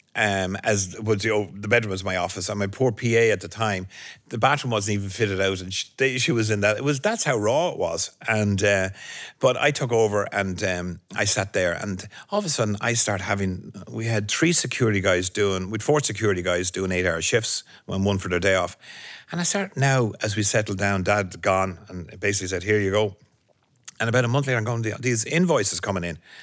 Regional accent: Ireland; moved away as an adult; now in New York, United States; my in, instinct of being Irish

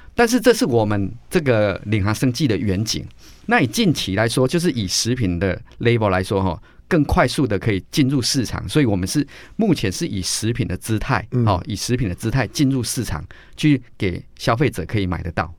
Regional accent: Taiwan; 我们都是台湾人

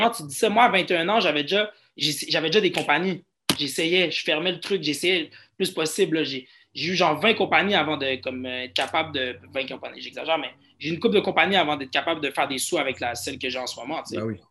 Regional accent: Montreal, Quebec, Canada; j'ai grandi à Outremont, qui se trouve sûrement dans, dans les quartiers les plus riches de Montréal.

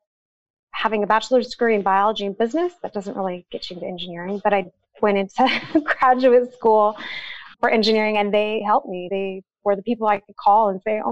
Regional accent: Montana, United States; moved away; So I'm from Montana, a little tiny town. I grew up just south of the Canadian border in the middle of nowhere

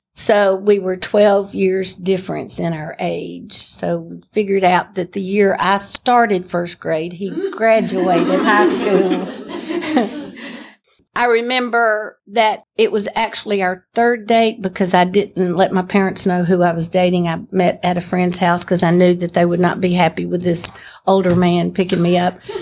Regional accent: Pell City, Alabama, United States; I was born in Pell City, Alabama

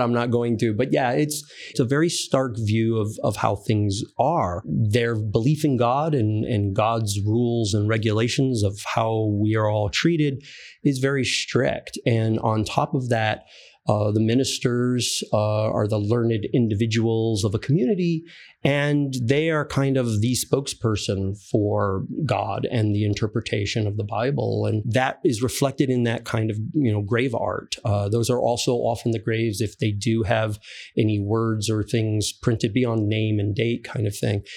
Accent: Fairfield, Connecticut, United States; I grew up in Fairfield

